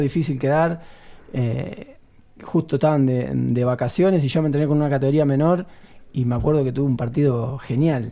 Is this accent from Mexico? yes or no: no; Buenos Aires, Argentina; yo me crié en Lugano